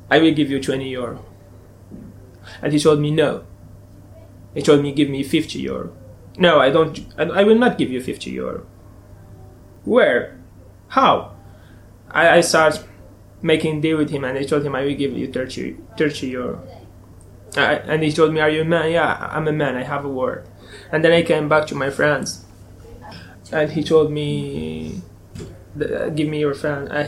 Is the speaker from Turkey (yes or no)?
yes; Turkey; English is a second language; moved away; I came from Turkey only with small.